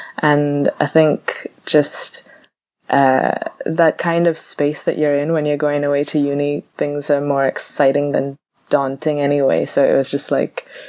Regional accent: Bahamas; moved away as an adult; also born or lived in Cardiff, Wales; now in Leeds, United Kingdom; I am originally from the Bahamas in the Caribbean

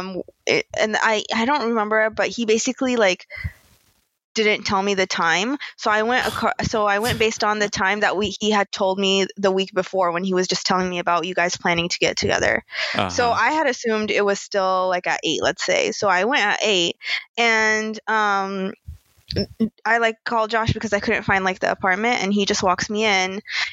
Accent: United States; growing up in America as Muslim

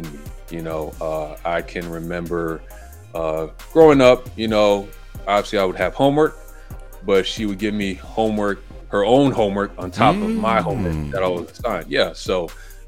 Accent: Los Angeles, California, United States; I was born here in LA, but yeah, I'm Belizean

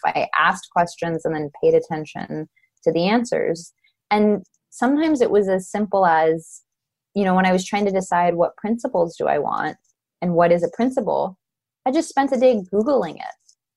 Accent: Los Angeles, California, United States; I'm from Los Angeles

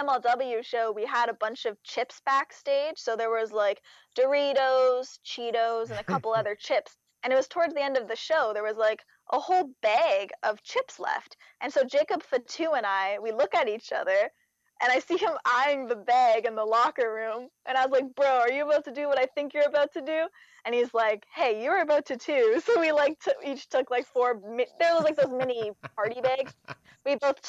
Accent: Canada; I'm Canadian

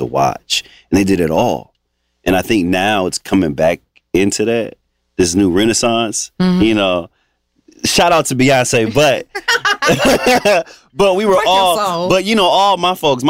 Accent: Mount Clemens, Michigan, United States; now in Los Angeles, United States; I grew up actually in the suburbs of Detroit, a little small town called Mount Clemens

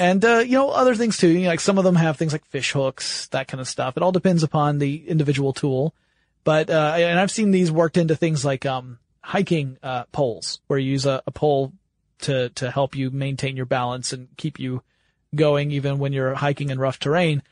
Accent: the South, United States; I grew up in the South

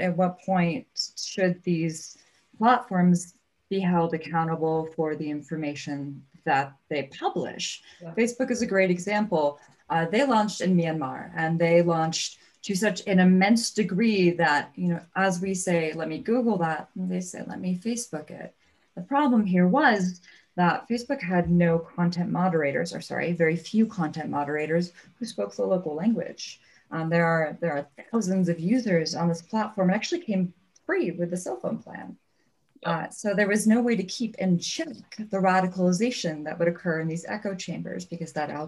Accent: United States; I'm an American.

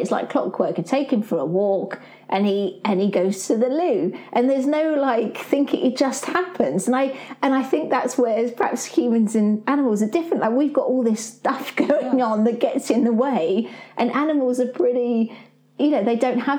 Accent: United Kingdom; being British

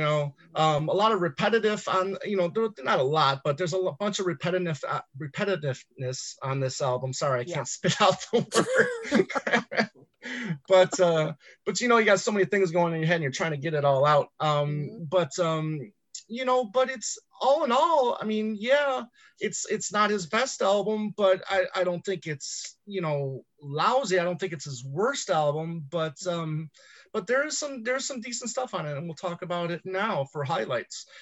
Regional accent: Michigan, United States; growing up in Michigan

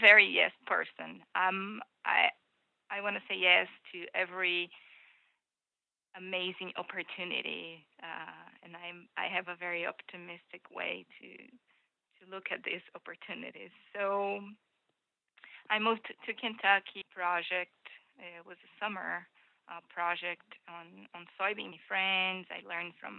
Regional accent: Brazil; moved away as an adult; now in Iowa, United States; I was born and raised in Brazil, and I moved to U.S.

